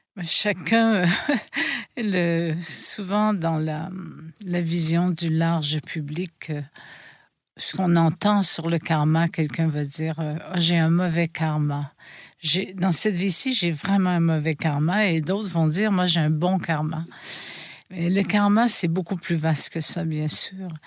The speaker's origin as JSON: {"language": "French", "region": "Quebec", "country": "Canada", "tie": "born or raised there", "said": "je suis né au Québec"}